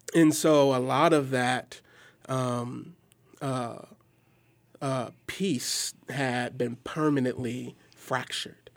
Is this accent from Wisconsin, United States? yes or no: yes; Milwaukee, Wisconsin, United States; I hail from Milwaukee, Wisconsin